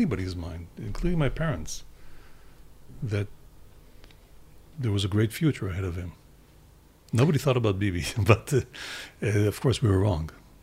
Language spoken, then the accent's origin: English; Jerusalem, Jerusalem District, Israel; moved away; We grew up in Jerusalem, but then my father moved to have a university position